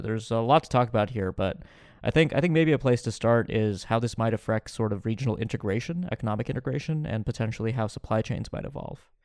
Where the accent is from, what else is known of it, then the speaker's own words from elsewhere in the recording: United States; as an American